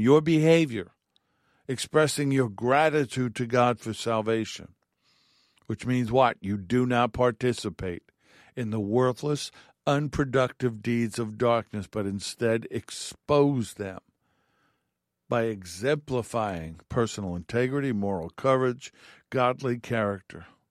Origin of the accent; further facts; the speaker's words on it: New York, United States; growing up in New York and being in apartments or apartment buildings